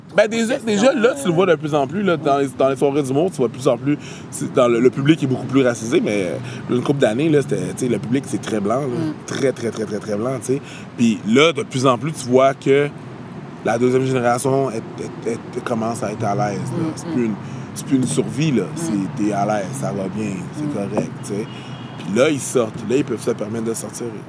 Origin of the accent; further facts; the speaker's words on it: Longueuil, Quebec, Canada; also born or lived in Montreal; j'habite à Montréal, puis je viens de la banlieue de Montréal, je viens de Longueuil